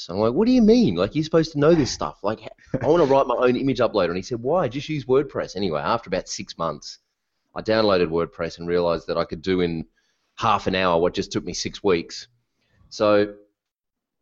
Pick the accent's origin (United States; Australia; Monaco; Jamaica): Australia; Melbourne, Victoria; I'm from Melbourne, Australia